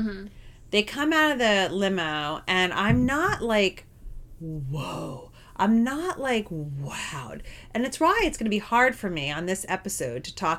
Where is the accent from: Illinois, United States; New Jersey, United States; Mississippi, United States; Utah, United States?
New Jersey, United States; we're both from New Jersey